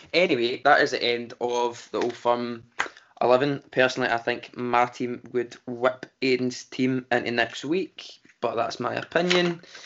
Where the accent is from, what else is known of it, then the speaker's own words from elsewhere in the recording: Glasgow, Scotland, United Kingdom; we're from Glasgow